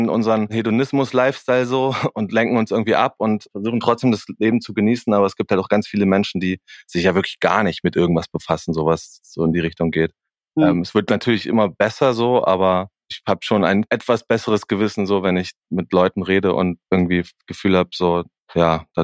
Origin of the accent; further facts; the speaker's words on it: Erfurt, Thuringia, Germany; Aus Erfurt.